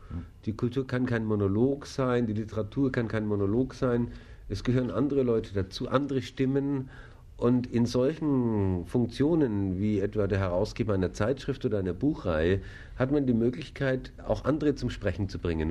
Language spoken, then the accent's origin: German; Kaufbeuren, Bavaria, Germany; now in Munich, Germany; Ich komme auch aus Bayern